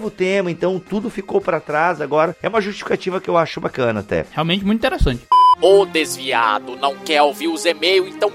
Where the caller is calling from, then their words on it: Vespasiano, Minas Gerais, Brazil; Sou de Vespasiano, Minas Gerais, ouvinte assíduo de podcast.